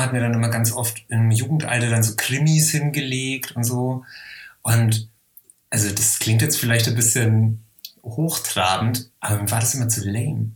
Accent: Helmbrechts, Bavaria, Germany; bei uns in Helmbrechts in der Bücherei

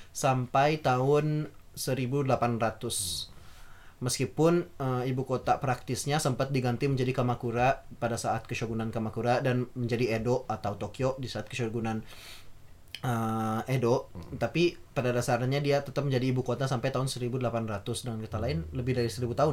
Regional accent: Java, Indonesia; orang Jawa ya maksudnya kami dari Jawa

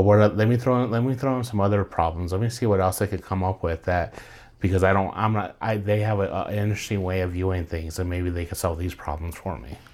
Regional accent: New Mexico, United States; born and raised here, so to me it's always five oh five

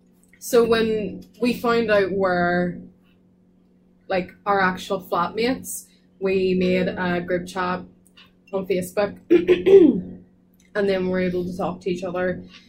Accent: Northern Ireland, United Kingdom; moved away as an adult; now in Cardiff, United Kingdom; I'm from Northern Ireland, as you can't tell.

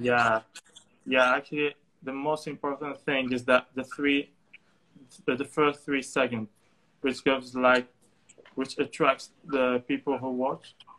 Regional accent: Tangier, Tanger-Tetouan-Al Hoceima, Morocco; also born or lived in Ankara, Turkey; I'm from Tangier

